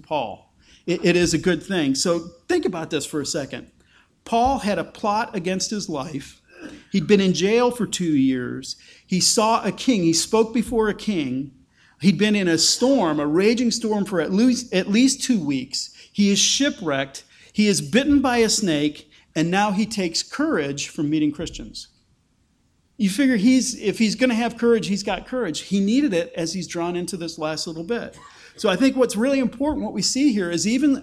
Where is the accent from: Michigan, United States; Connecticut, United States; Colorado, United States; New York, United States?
Michigan, United States; Taylor; moved away as an adult; also born or lived in Chicago northern suburbs (Grayslake); now in Lancaster, United States; I grew up downriver from Detroit in a suburb called Taylor. But if I tell people I grew up in Taylor, Michigan, they give you the blank stare